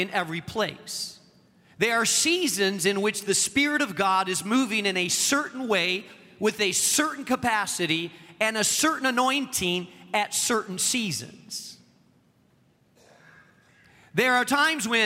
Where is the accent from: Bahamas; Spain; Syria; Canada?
Spain; now in Chicago, United States; the country that I grew up in Spain